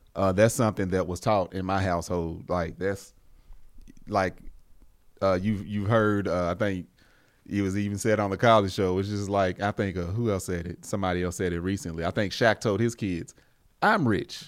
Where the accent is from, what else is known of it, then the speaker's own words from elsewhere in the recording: United States; a black man in America that was born and raised here